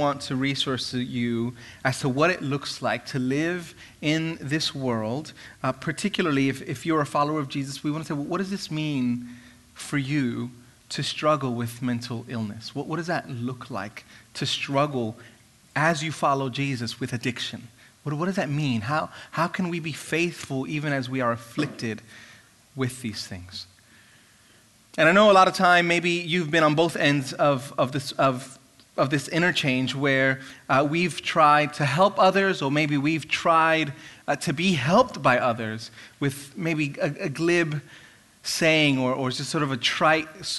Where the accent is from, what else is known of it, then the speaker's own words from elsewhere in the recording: New York City, New York, United States; moved away as an adult; now in United Kingdom; growing up in Brooklyn, in the church that I went